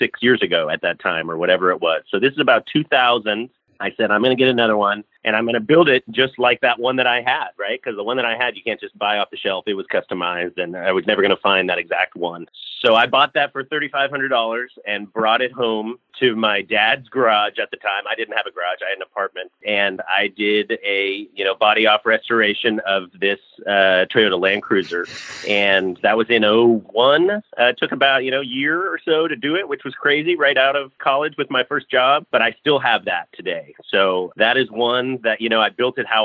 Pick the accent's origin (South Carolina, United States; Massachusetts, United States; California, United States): California, United States; Bay Area, Northern; I grew up in the Bay Area in Northern California